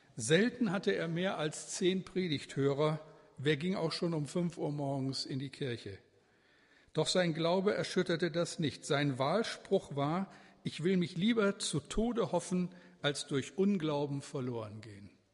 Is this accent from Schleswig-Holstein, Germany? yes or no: no; edge of the Ruhr area, North Rhine-Westphalia, Germany; now in Bremen, Germany; Ich bin ja aufgewachsen im Ruhrgebiet, also am Rande des Ruhrgebietes